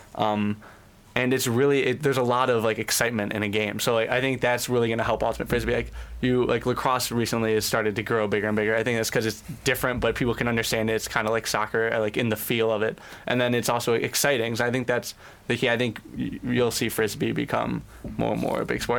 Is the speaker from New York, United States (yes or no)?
no; Cleveland, Ohio, United States; moved away as an adult; I'm originally from Cleveland